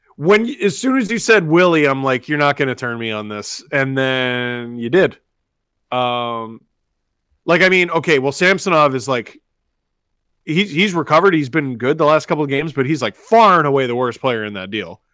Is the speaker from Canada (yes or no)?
yes; Toronto, Ontario, Canada; we grew up in Scarborough